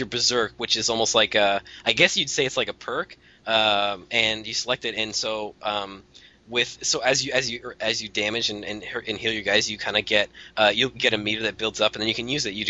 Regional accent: Canada; I'm Canadian

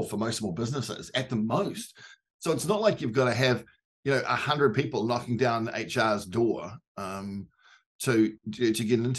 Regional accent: New Zealand; as a Kiwi

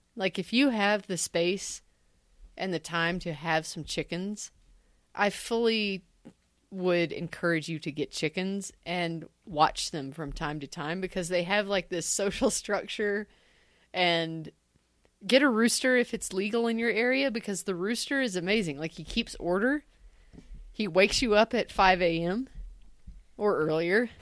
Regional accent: Tennessee, United States; I'm from Tennessee

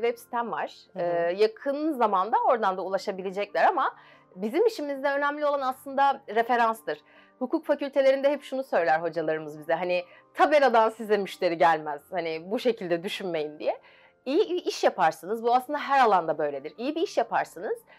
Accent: Gölcük, Kocaeli, Turkey; bin dokuz yüz doksan bir Gölcük doğumluyum

